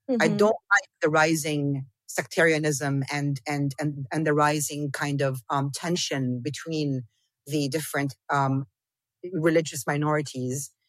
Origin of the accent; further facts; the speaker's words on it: South Governorate, Lebanon; I didn't grow up in Palestine. But I'm from South Lebanon. And for me, South Lebanon and Northern Palestine, they are the exact same thing.